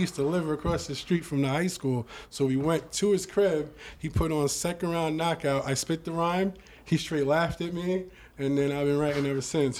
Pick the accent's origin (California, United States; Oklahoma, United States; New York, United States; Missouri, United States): New York, United States; also born or lived in South Jamaica, Queens / Long Island / Brooklyn / Atlanta; now in Bronx, New York, United States; I'm from New York. I'm from South Jamaica, Queens. I'm really from Long Island